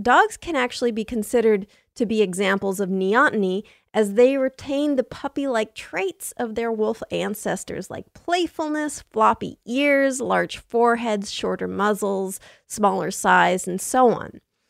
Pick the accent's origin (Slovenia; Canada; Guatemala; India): Slovenia; English is a second language; I'm from Slovenia, and one of our symbols, kind of, is the Kloveska ribica